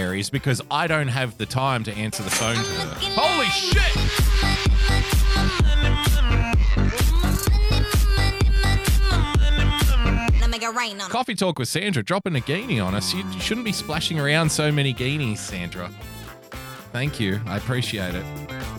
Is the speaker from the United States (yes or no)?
no; New South Wales, Australia; my home state of New South Wales, the greatest state in Australia